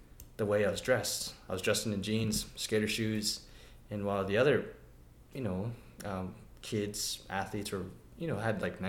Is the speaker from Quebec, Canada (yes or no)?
no; Siksika Nation, Alberta, Canada; I'm from the Siksika Nation